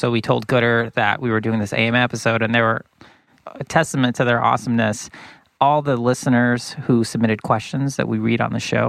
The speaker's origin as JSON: {"language": "English", "town": "Boston", "region": "Massachusetts", "country": "United States", "tie": "born or raised there", "moved": "yes", "lives_now": "Bay Area, United States", "said": "growing up in Boston"}